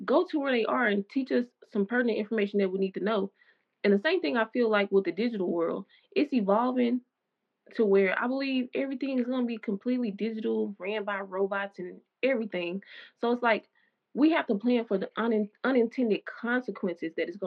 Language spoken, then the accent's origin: English; the South, United States; growing up in the South, the Bible Belt